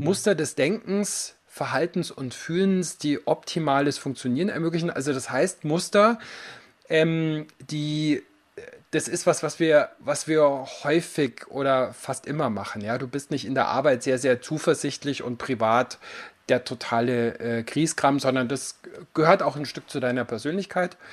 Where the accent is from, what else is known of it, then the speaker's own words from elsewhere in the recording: Allgäu, Bavaria, Germany; now in Garmisch-Partenkirchen, Germany; ich komme ursprünglich aus dem Allgäu